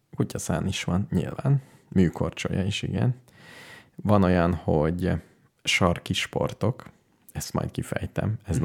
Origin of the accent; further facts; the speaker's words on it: Hungary; mint magyarok